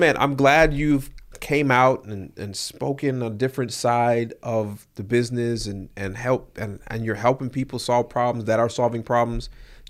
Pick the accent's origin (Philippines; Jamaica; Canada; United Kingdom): Jamaica; So I'm from Jamaica.